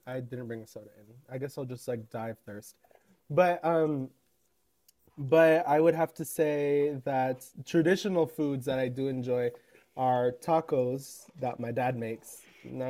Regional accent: United States; I'm very American, unfortunately.

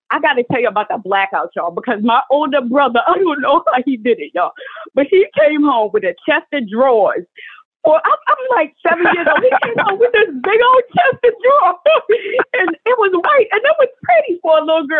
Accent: New York, United States; I grew up in Moorhaven Project on 143rd Street.

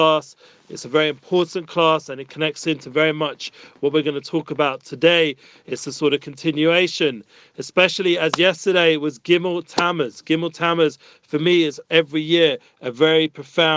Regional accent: London, United Kingdom; moved away as an adult; now in Israel; As young teenagers growing up in North London

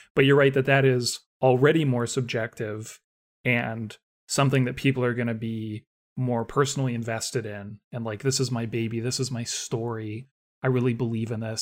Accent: Canada; growing up in Canada

